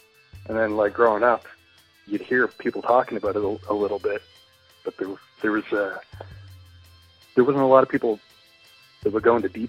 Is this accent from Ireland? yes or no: no; Halifax, Nova Scotia, Canada; I grew up in Halifax. And, but it's like when Sub Pop came through, I was only about 11 years old.